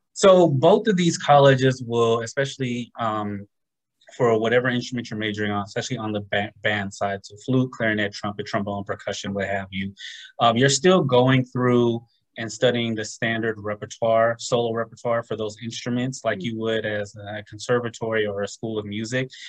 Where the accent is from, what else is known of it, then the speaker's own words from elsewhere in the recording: Los Angeles, California, United States; moved away as an adult; now in Atlanta, United States; originally from Southern California, growing up in the Los Angeles area